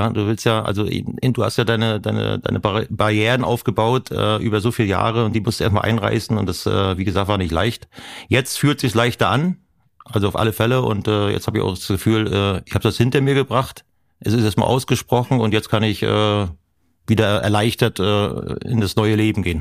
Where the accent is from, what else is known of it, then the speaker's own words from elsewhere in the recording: Mecklenburg-Vorpommern, Germany; weil Privatsphäre äh, bin ich als Mecklenburger.